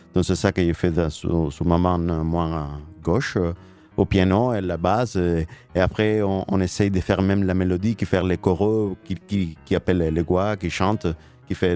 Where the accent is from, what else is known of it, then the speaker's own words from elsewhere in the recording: Cuba; French is a second language; moved away; On a, on a grandi à Cuba